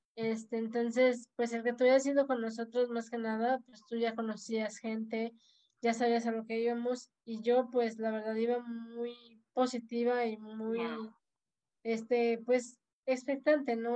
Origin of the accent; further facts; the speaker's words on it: Tampico, Tamaulipas, Mexico; moved away as an adult; now in Tuxpan, Mexico; Yo soy de Tampico, Tamaulipas, originaria.